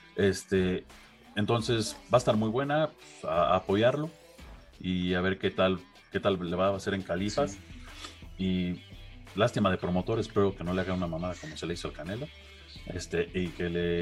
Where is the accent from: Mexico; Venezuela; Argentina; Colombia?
Mexico; como mexicano